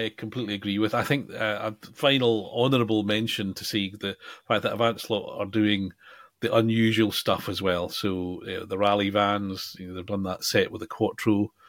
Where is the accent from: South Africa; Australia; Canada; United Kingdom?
United Kingdom; we're British